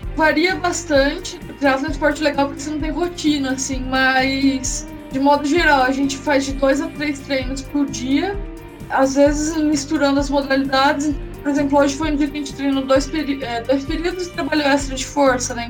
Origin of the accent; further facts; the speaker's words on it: Araras, São Paulo, Brazil; eu sou nascida em Araras, no interior de São Paulo